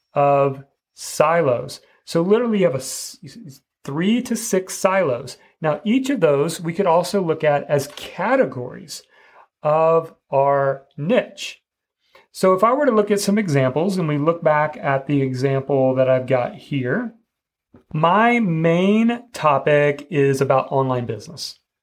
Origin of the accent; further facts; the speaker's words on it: Midwest, United States; I grew up in the Midwest